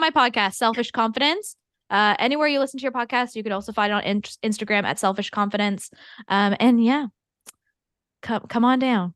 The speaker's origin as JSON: {"language": "English", "country": "Canada", "said": "I'm also Canadian"}